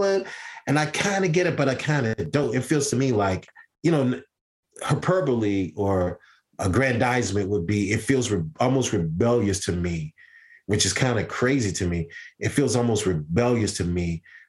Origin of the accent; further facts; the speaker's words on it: Deep South, United States; I'm from the South. I'm from the deep, deep South.